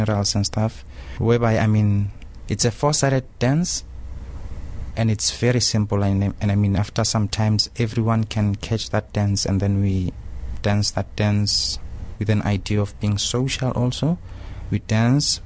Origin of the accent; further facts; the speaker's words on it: Soweto, Gauteng, South Africa; also born or lived in Brussels; I'm from Soweto